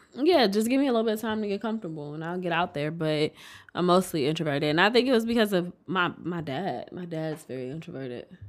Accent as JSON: {"language": "English", "town": "Detroit", "region": "Michigan", "country": "United States", "tie": "born or raised there", "also_born_or_lived": "Inkster, Michigan / Royal Oak, Michigan", "said": "I'm from Detroit."}